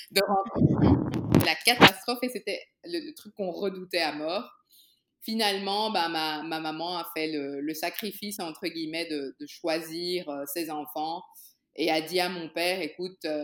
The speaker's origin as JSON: {"language": "French", "region": "Brussels", "country": "Belgium", "tie": "born or raised there", "also_born_or_lived": "Kinshasa, DR Congo", "said": "Ok, ben je suis née à Kinshasa euh, il y a très très longtemps, en 1982, hein. Et mon papa a une opportunité de, d'être expatrié en Belgique pour, pour son travail"}